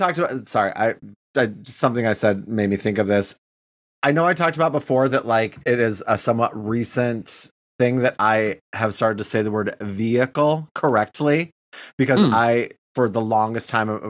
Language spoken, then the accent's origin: English; Michigan, United States; accent: Michigan; sometimes when people mention I have, like, a sort of Michigan accent, I think that is my old accent.